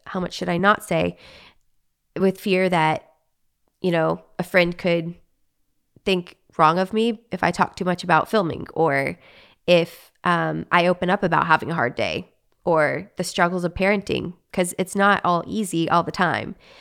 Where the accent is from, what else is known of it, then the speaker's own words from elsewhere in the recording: Arkansas, United States; moved away as an adult; also born or lived in Texas; now in Los Angeles, United States; I was raised in Arkansas, lived in Arkansas my whole life until I was married, um, four years ago